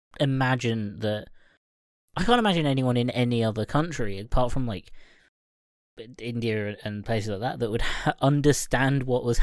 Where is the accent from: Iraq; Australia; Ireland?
Ireland; And not just because I'm Irish.